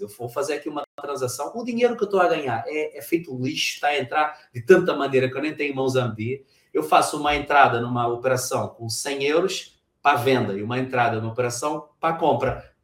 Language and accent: Portuguese; Brazil; moved away as an adult; now in Portugal; no país onde eu nasci, o Brasil